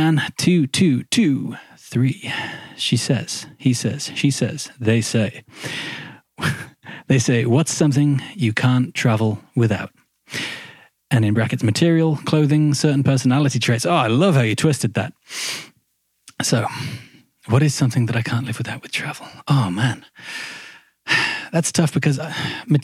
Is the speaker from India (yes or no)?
no; Midlands, United Kingdom; moved away as an adult; that's where I'm from. I'm from the Midlands